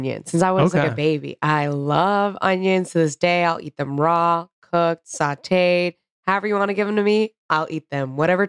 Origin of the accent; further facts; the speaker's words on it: the South, United States; I grew up in the South in the pit of all fucking fast food